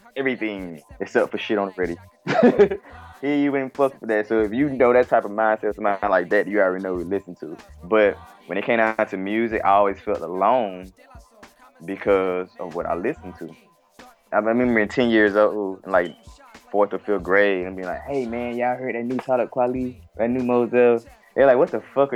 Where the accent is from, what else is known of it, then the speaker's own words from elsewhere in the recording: Albany, Georgia, United States; now in Decatur, United States; I'm from Albany, Georgia. I currently stay in Decatur, East Side, Atlanta.